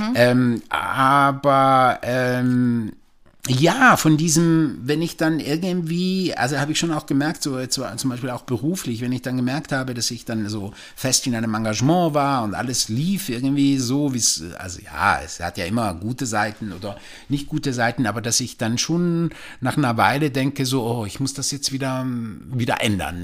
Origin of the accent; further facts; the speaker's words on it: Switzerland; now in Germany; ich bin ja in der Schweiz aufgewachsen